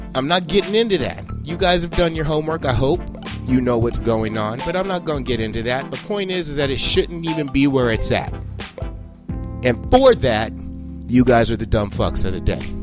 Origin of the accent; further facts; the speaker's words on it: United States; as an American